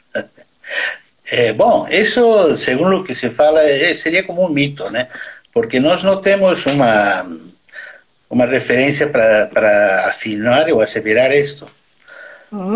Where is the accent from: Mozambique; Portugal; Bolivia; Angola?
Bolivia; Portuguese is a second language; moved away as an adult; now in Brazil; eu nasci na Bolívia, sou brasileiro, mas eu nasci na Bolívia, sim